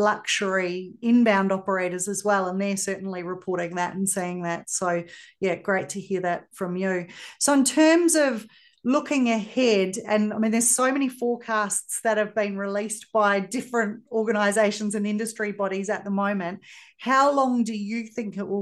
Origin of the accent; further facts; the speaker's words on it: Australia; if you can't tell, I'm Australian